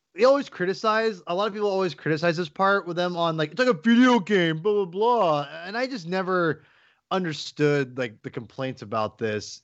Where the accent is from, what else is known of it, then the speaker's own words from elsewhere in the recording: Kirkland, Washington, United States; now in Seattle, United States; I was born in Kirkland, Washington, but I, I live in Seattle, Washington, and I consider myself a Seattleite